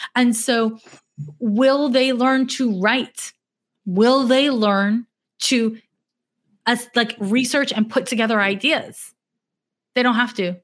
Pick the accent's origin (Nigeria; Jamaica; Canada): Canada; Montreal, Quebec; now in United States; I'm from Montreal, Quebec, which is north of Vermont